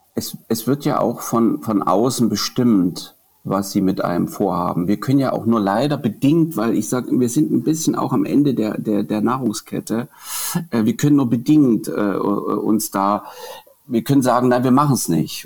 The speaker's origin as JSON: {"language": "German", "town": "Dresden", "region": "Saxony", "country": "Germany", "said": "als Dresdner"}